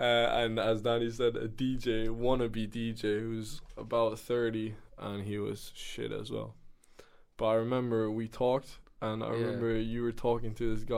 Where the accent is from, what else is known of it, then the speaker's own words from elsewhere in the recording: Sweden; also born or lived in Germany / Switzerland; now in The Hague, Netherlands; as I said before, I come from Sweden and Germany. I also study ISPM here in The Hague